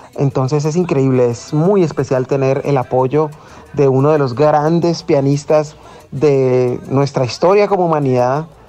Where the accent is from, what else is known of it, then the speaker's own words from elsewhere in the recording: Cali, Valle del Cauca, Colombia; de Cali para el mundo